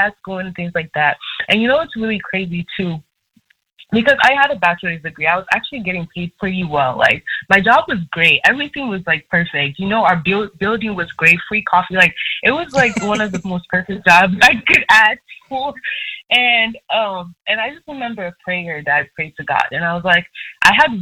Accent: Nigeria; I'm Nigerian

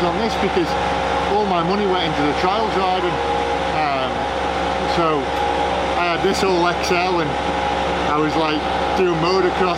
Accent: Isle of Man; I come from the Isle of Man

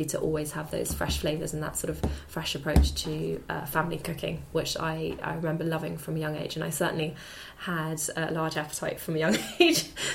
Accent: Hampshire, South East England, United Kingdom; I grew up in Hampshire

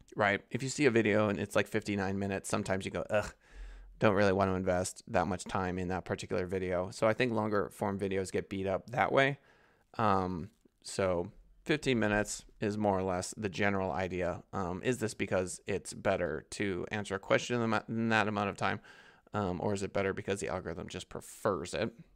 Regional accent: United States; as an American

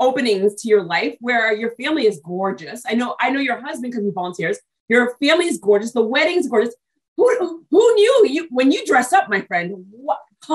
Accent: New England, United States; also born or lived in Brooklyn, New York / Texas / Australia / Ireland; I was born in Brooklyn, New York, but I was raised in New England.

